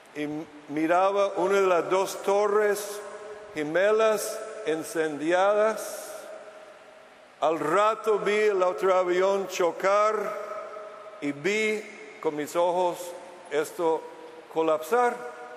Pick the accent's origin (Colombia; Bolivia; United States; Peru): United States; Spanish is a second language; moved away as an adult; now in Costa Rica; Hace 18 años estuve en mi país natal, Estados Unidos